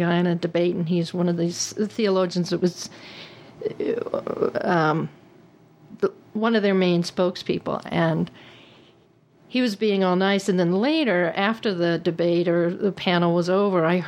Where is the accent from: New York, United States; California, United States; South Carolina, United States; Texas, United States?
Texas, United States; I am a Texan